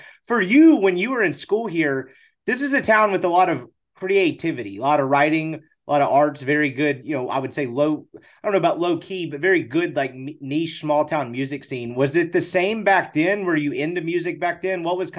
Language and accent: English; Jackson, Mississippi, United States; moved away as an adult; also born or lived in Dallas, Texas; now in Oxford, United States; I went to school here. I grew up coming here. I'm from Jackson, Mississippi.